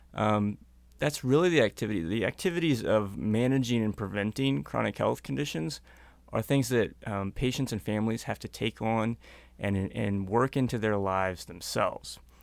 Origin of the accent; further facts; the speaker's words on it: North Missouri, United States; moved away as an adult; now in Minnesota, United States; I'm originally from Missouri